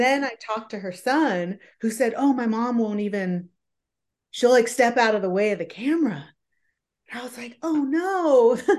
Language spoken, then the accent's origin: English; San Jose, California, United States; moved away as an adult; now in Seattle, United States; I grew up in a suburb of San Jose, which is just south of San Francisco